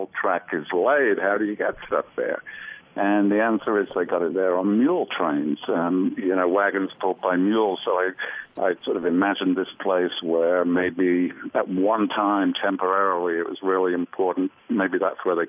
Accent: Birmingham, West Midlands, United Kingdom; accent: English; I'm from Birmingham, England, which is right in the center of the country

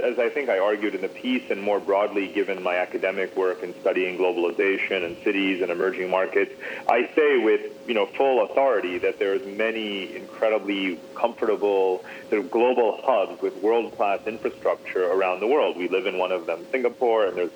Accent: United States; moved away

